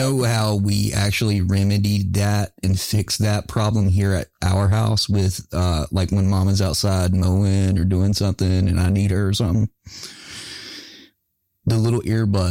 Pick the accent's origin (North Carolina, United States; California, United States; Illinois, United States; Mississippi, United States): North Carolina, United States; Hickory; I'm from Hickory. But you can't say hickory, right? You got to say hickory.